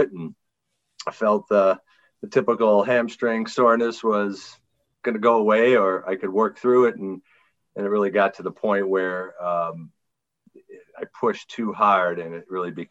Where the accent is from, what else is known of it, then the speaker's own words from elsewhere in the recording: Green Bay, Wisconsin, United States; I'm from Green Bay, Wisconsin